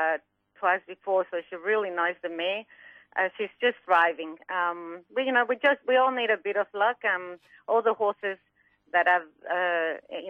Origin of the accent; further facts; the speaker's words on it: Mexico; now in Australia; I'm from Mexico originally, so I grew up in Mexico, and my dad had quarter horses